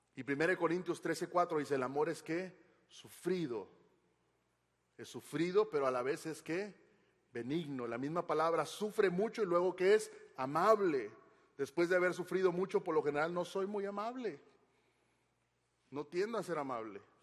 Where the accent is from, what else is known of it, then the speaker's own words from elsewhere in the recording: Monterrey, Nuevo León, Mexico; soy regio